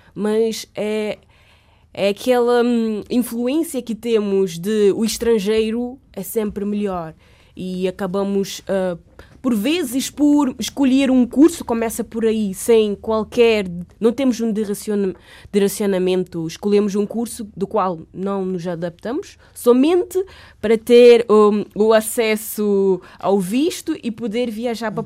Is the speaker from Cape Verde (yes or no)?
yes; Cape Verde; moved away as an adult; now in Portugal; eu vim de Cabo Verde só com uma bolsa que é 271 euros